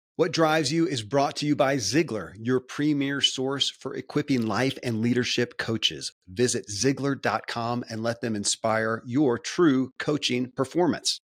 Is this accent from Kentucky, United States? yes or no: yes; Kentucky, United States; I grew up in Kentucky